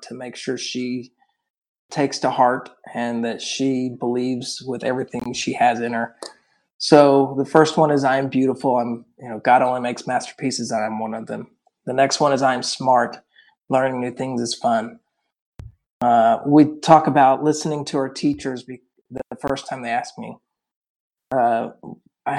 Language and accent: English; Oklahoma City, Oklahoma, United States; I'm from Oklahoma City